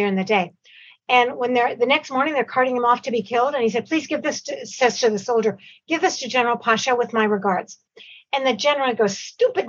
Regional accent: Toronto, Ontario, Canada; also born or lived in Cairo, Egypt; I was only four when we came here to Canada. I was born in Cairo in Egypt.

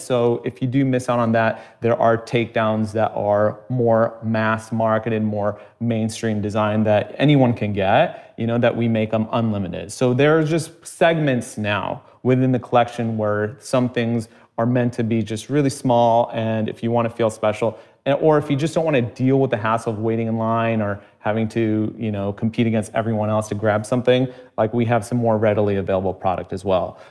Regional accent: United States; growing up in America

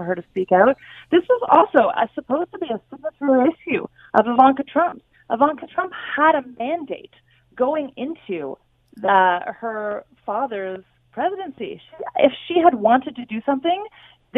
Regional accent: Canada; now in United States; I'm a Canadian living in America

